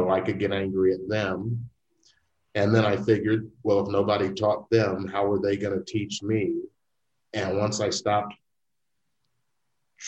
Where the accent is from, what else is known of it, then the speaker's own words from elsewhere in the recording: Memphis, Tennessee, United States; I was born in 1956 in Memphis, Tennessee